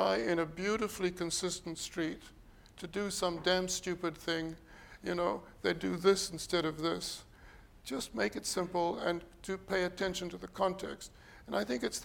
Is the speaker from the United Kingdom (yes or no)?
no; South Africa; now in Toronto, Canada; the city I grew up with in South Africa